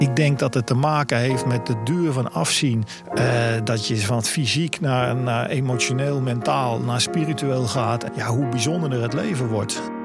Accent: Netherlands; ik als Nederlander

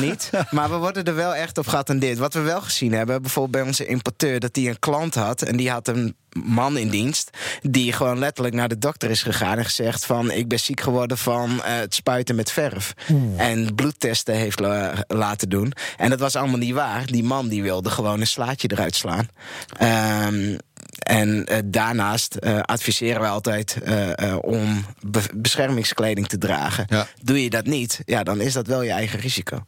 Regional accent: Friesland, Netherlands; nu ben ik zelf een Fries, maar opgevoed door een Limburgse moeder

